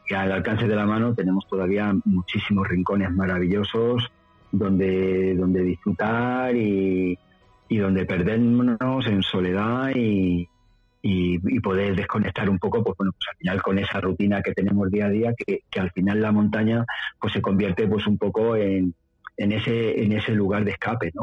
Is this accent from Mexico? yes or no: no; Madrid, Community of Madrid, Spain; moved away as an adult; also born or lived in southern Ávila, Sierra de Gredos; now in Ávila, Spain; Yo yo nací en Madrid, hijo de la inmigración, pues nací en Madrid, es donde me he criado, pero vine para acá ya hace pues 13 o 14 años